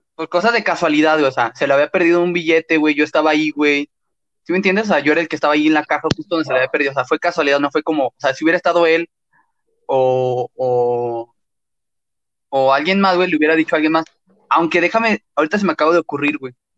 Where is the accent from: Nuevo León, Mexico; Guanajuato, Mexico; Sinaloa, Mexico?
Guanajuato, Mexico; León; accent: cantadito; yo, no, pues, de León